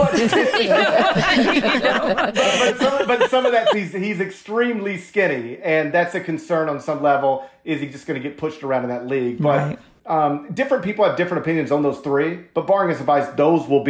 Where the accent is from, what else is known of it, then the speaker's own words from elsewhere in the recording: Memphis, Tennessee, United States; I grew up in Memphis